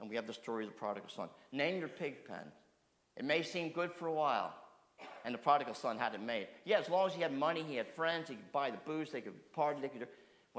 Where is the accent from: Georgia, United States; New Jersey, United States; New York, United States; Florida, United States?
New Jersey, United States; boy growing up the country, I used to do a lot of exploring with my brother. And for those of you growing up in South Jersey, there's a lot of open land to explore.